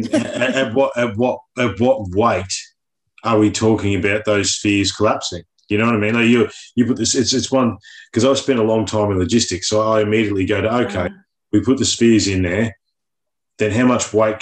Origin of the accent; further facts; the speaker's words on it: Victoria, Australia; I grew up in Victoria. We had a tram system in my hometown